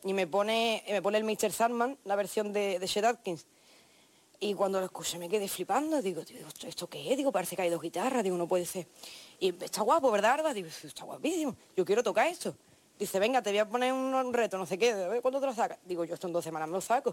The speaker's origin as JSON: {"language": "Spanish", "town": "La Línea de la Concepción", "region": "Andalusia", "country": "Spain", "said": "de donde yo vengo, de la línea de la Concepción"}